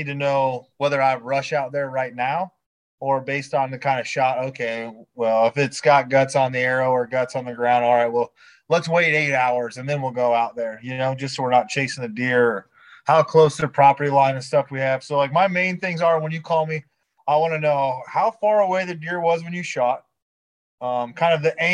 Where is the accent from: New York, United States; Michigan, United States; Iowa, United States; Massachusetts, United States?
Iowa, United States; now in Georgia, United States; originally I'm from Iowa, man, all my family and friends back home, that we pretty much all hunt pheasants with Brittany Spaniels at home.